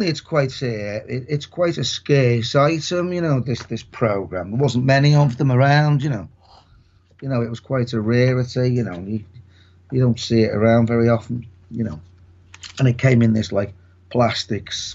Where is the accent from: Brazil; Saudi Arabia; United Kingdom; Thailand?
United Kingdom; Liverpool, North West England; I'm from Liverpool, yeah, I am from Liverpool